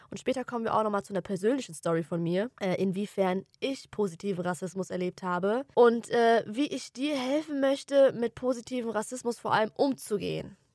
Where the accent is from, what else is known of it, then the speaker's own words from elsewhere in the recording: Offenbach, Hesse, Germany; Oder der Klassiker, wo kommst du eigentlich her? So. Ja, dann sage ich Offenbach.